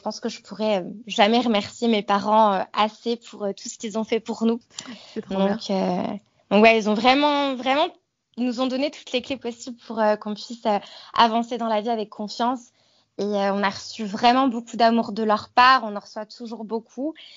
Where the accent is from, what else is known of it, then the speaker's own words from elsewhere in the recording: Savoie and Haute-Savoie, Auvergne-Rhône-Alpes, France; moved away as an adult; now in Queenstown, New Zealand; je suis originaire de la région Rhône-Alpes, donc j'ai grandi en Savoie et mhm. en Haute-Savoie